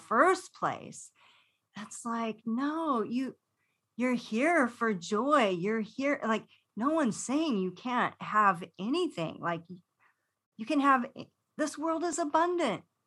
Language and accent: English; Los Angeles, California, United States; growing up in Los Angeles